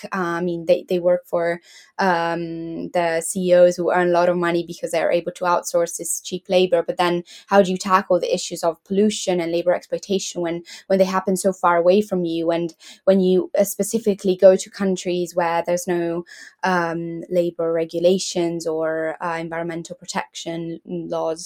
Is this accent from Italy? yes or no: yes; Italy; now in Leeds, United Kingdom; I'm from Italy uh, I currently live in Leeds